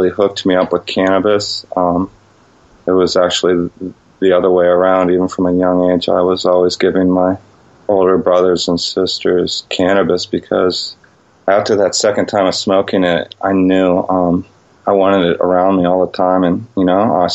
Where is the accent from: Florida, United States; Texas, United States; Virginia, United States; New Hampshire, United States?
Virginia, United States; Northern; Where I grew up in Northern Virginia was a high-stress area